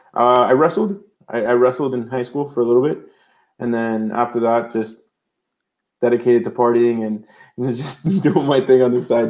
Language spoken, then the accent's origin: English; Miami, Florida, United States; I was born here in Miami, Florida, year 1987.